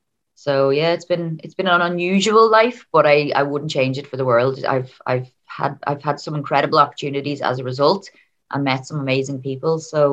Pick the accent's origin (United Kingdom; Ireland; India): Ireland; Dublin, Leinster; now in Donegal, Ireland; So I am actually originally from Dublin, but I moved up to Donegal with my family. I think it's over 20 years now.